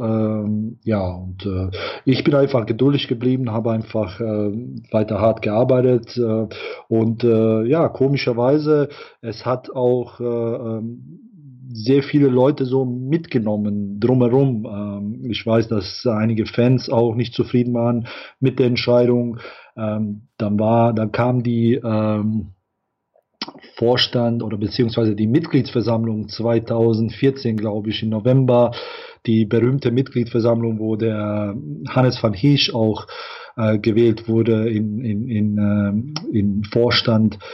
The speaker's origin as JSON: {"language": "German", "country": "Bosnia & Herzegovina", "also_born_or_lived": "Ireland", "moved": "yes", "said": "wir stammen natürlich alle aus Bosnien"}